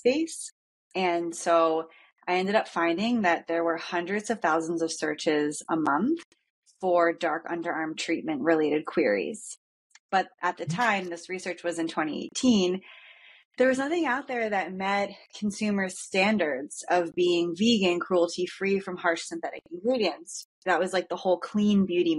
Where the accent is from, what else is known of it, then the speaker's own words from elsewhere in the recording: Philadelphia, Pennsylvania, United States; moved away as an adult; also born or lived in Maine / Salt Lake City / San Diego; now in Carlsbad, United States; I'm from Philadelphia